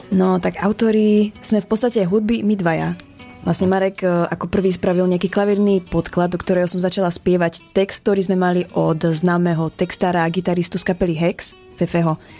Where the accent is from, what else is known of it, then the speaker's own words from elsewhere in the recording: Liptovský Mikuláš, Žilina Region, Slovakia; u nás v Liptovskom Mikuláši